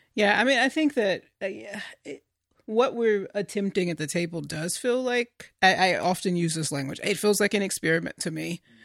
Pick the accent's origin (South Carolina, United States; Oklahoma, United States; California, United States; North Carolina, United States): North Carolina, United States; now in Washington, D.C., United States; the churches that I grew up in, in North Carolina, predominantly black churches